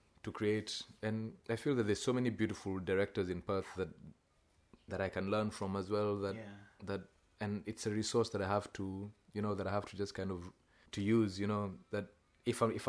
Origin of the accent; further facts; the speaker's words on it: Kenya; now in Australia; you're writing as a Kenyan in Australia for quite a white audience